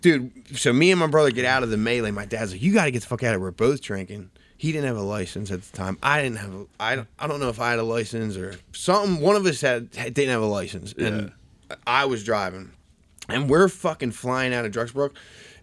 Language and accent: English; Drexel Hill, Pennsylvania, United States; also born or lived in Springfield, Pennsylvania / Clifton Heights, Pennsylvania; I grew up in Drexel Hill